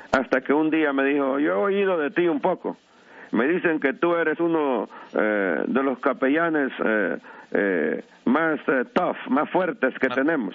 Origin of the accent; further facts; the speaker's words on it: La Ceiba, Atlántida, Honduras; now in New York, United States; soy natural de Honduras, del bello puerto de La Ceiba